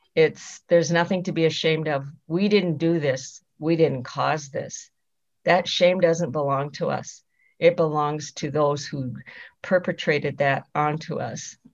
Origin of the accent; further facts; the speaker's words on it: Rosebud Reservation, South Dakota, United States; I am Sichanggu Lakota from the Rosebud Reservation in South Dakota